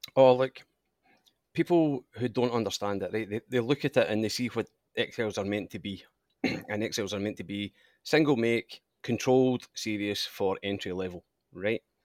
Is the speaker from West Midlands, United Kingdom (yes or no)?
no; Scotland, United Kingdom; moved away as an adult; now in Australia; obviously I'm Scottish, and, uh, my father raced in Scotland